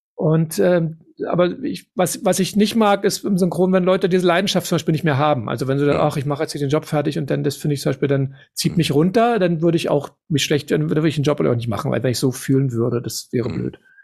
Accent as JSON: {"language": "German", "area": "Tempelhof", "region": "Berlin", "country": "Germany"}